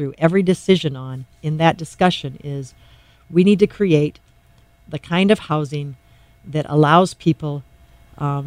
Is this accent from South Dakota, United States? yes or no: yes; Doland, South Dakota, United States; now in Sioux Falls, United States; I grew up in Dolan, South Dakota.